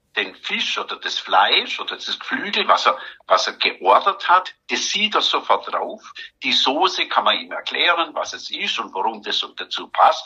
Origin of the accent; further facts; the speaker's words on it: Germany; bei uns in Deutschland